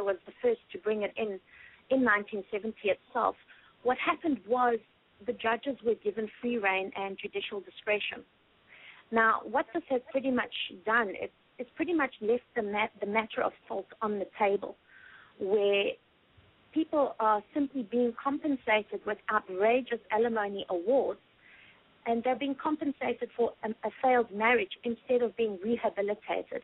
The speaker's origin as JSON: {"language": "English", "country": "South Africa", "moved": "yes", "lives_now": "United States", "said": "my home country, South Africa"}